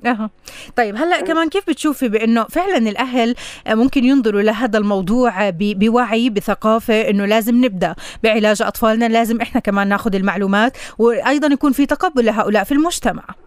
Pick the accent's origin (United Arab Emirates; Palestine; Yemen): Palestine